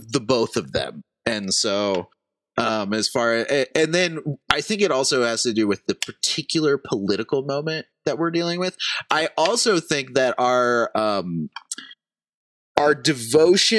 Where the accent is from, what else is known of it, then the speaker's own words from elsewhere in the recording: United States; as an American